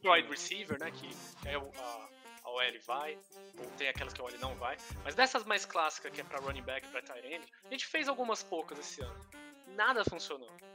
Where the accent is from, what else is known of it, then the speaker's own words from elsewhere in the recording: Brazil; a gente é brasileiro